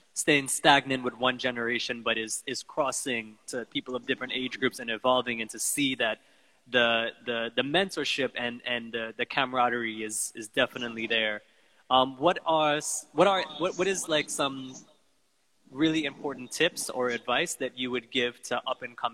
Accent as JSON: {"language": "English", "country": "Guyana", "tie": "born or raised there", "said": "this took me to a place where I remember growing up in Guyana, you know, in the bottom house, and this is the kind of music that we would listen to."}